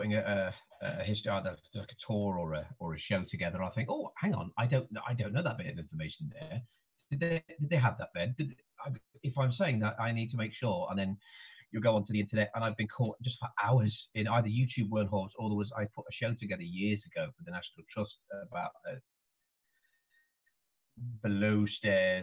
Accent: Leicester, East Midlands, United Kingdom; now in Altrincham, United Kingdom; I live in Altrincham in Cheshire, but I am originally from Leicester in the Midlands

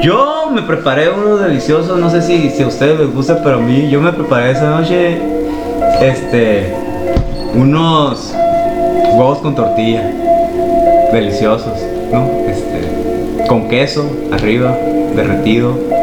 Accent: La Paz, Baja California Sur, Mexico; Yo soy de aquí de La Paz y vengo de la colonia Chametla

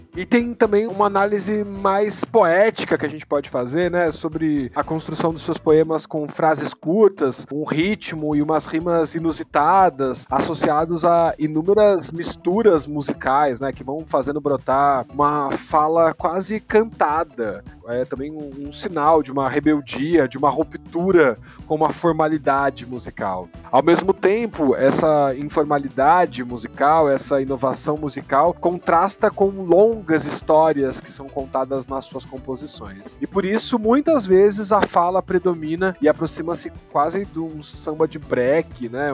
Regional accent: Brazil; enquanto brasileiros que somos

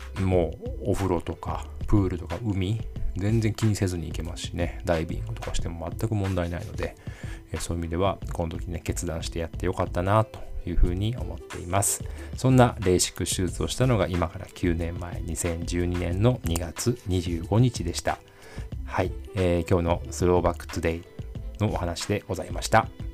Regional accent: Osaka, Japan; 地元の大阪マラソン

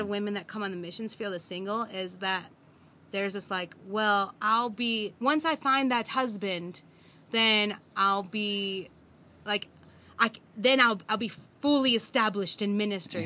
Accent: United States; moved away as an adult; now in Zambia; born and raised in America.

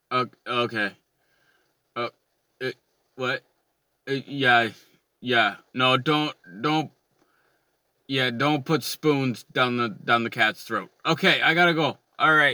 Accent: Canada; I'm Canadian and I like curling

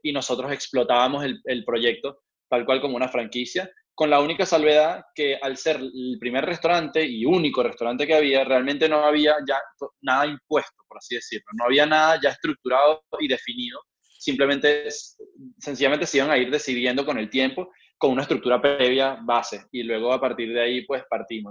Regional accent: Venezuela; now in Madrid, Spain; nosotros como venezolanos

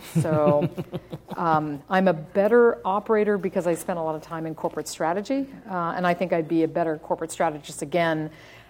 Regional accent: United States; accent: American; moved away; also born or lived in overseas; I'm an American. I sound like an American, but I've spent 10 years overseas.

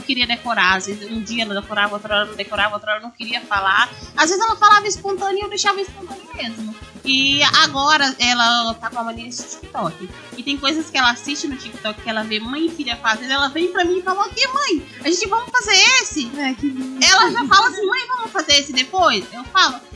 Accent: Bahia, Brazil; now in Mauá, Brazil; eu fui criada na Bahia

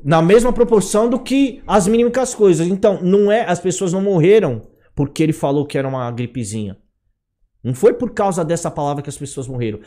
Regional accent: São Paulo, Brazil; eu sou nascido e criado no Brás, meu, eu sou de periferia, entendeu?

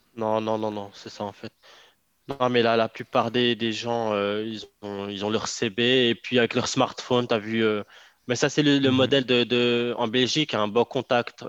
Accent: Morocco; je suis marocain

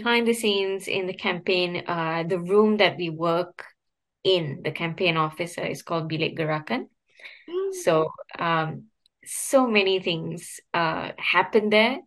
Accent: Ipoh, Perak, Malaysia; moved away; I'm from Ipoh. So I went back to Ipoh to spend time with my parents

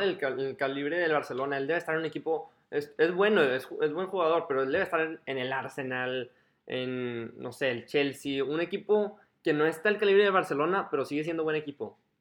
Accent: Mexico; como mexicano

